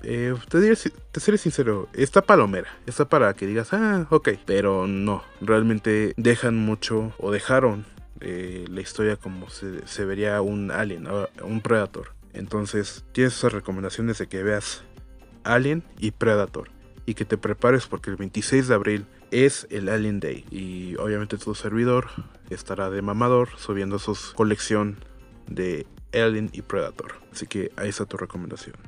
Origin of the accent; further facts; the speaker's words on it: Mexico; los que somos mexicanos